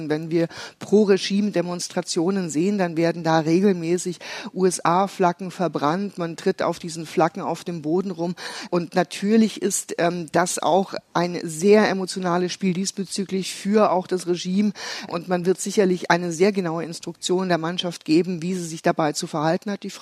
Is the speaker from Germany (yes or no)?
no; Iran; Also ich habe mir ein zeitliches Fenster gesetzt und sage, bis dahin ist mein Heimatland frei und ähm, wir feiern einen freien Iran.